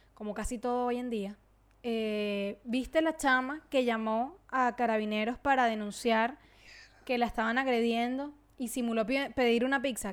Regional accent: Venezuela; moved away; yo obviamente soy venezolana, donde yo me pare me van a escuchar y van a saber que yo soy venezolana

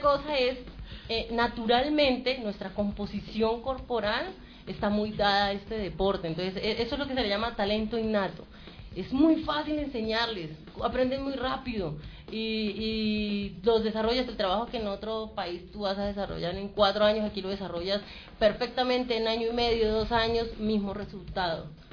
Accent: Colombia; nosotros como colombianos

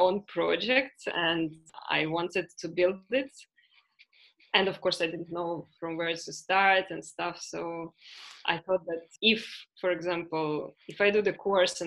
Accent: Ukraine; moved away as an adult; also born or lived in Canada / Latvia; now in Spain; I come from Ukraine. Last more or less 10 years, I don't live in Ukraine

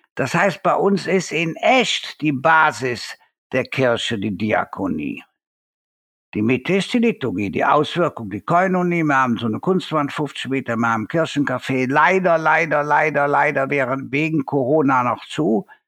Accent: Cologne, North Rhine-Westphalia, Germany; Bei uns in Köln

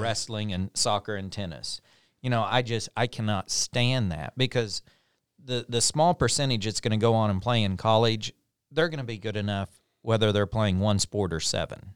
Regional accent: Pond Creek, Oklahoma, United States; I was from a small town. I was from Pond Creek

